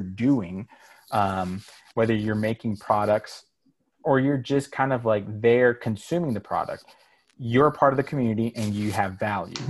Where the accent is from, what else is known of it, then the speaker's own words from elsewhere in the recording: Miami, Florida, United States; now in Charlotte, United States; being Cuban, growing up in Miami